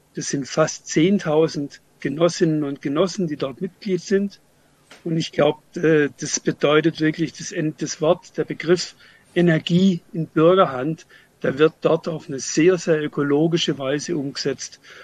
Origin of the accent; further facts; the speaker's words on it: Freiburg, Baden-Württemberg, Germany; ich komme aus Freiburg